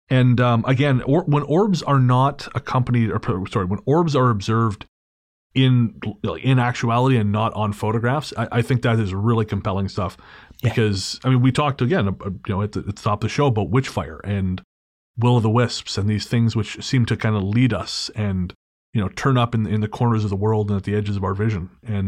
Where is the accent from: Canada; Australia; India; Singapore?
Canada; Golden, British Columbia; I am from Golden, which is about an hour north of Radium on Highway 95, and grew up 15 minutes south of town on a farm in the mountains.